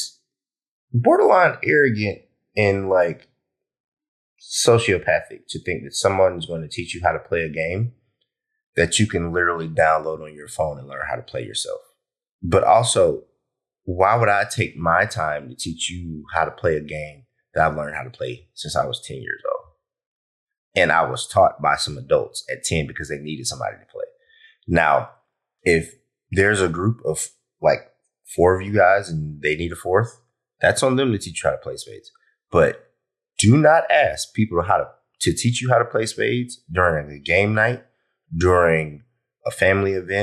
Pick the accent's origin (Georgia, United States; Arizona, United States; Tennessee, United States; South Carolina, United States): Georgia, United States; Columbus; I'm from Georgia. If you know me, from Columbus, Georgia, not from Atlanta